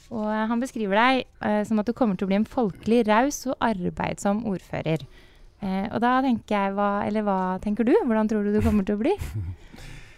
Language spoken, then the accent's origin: Norwegian; Rælingen, Akershus, Norway; moved away as an adult; now in Lillestrøm, Norway; Kommer fra Rælingen egentlig, men bor i Lillestrøm